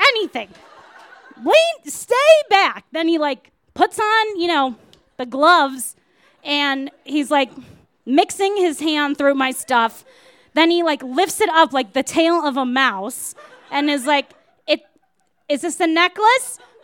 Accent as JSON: {"language": "English", "town": "Wilmette", "region": "Illinois", "country": "United States", "said": "I am from Wilmette, Illinois, and that means that, uh, it's a super suburb where there are no guns ever"}